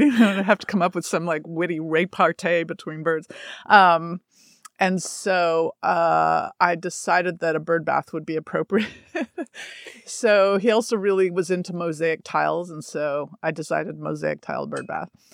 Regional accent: Toronto, Ontario, Canada; moved away; I'm from Toronto

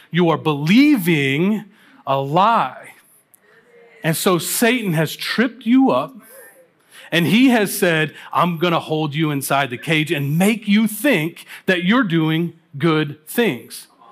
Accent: Kentucky, United States; moved away; I grew up in Kentucky

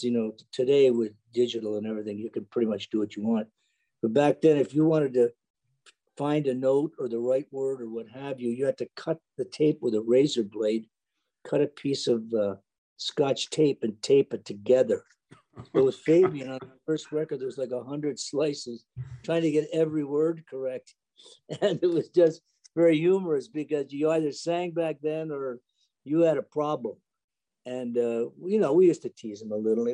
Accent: Canada; I was a Canadian

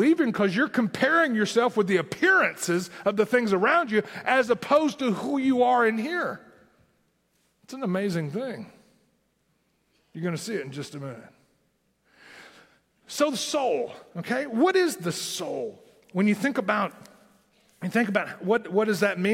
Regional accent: southern Tennessee, United States; accent: southern Tennessee; my southern Tennessee accent

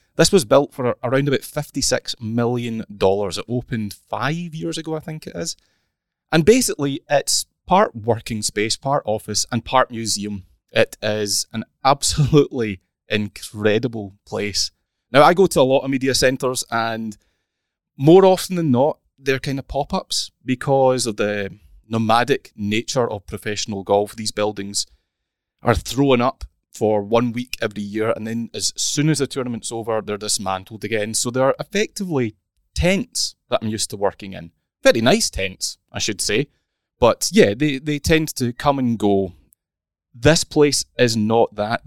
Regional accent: Scotland, United Kingdom; accent: Scottish; I put on my thickest Scottish accent

